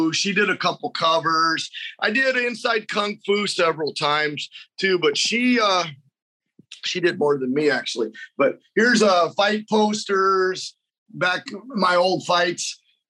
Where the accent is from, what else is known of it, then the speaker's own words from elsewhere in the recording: Indiana, United States; moved away; I'm originally from the Midwest. I'm from Indiana. Didn't have a lot to do out in the cornfields out there